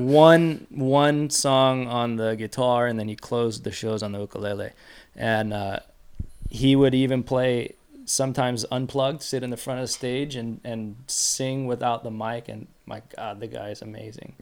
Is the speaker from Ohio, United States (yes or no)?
no; San Diego, California, United States; I grew up here in San Diego